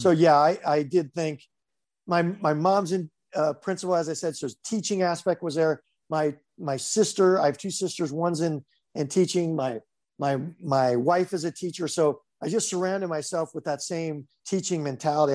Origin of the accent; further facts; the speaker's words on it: Highland, California, United States; also born or lived in Grand Rapids, Michigan; I grew up in s, actually Highland, Highland, California.